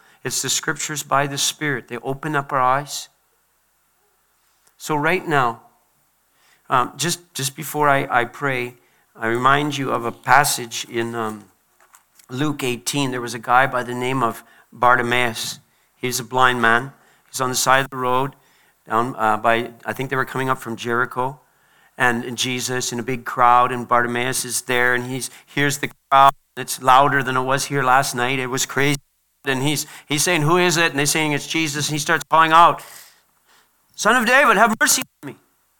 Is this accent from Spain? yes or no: no; Liberia; born there; I was born in Liberia. My parents went to Liberia at a great cost.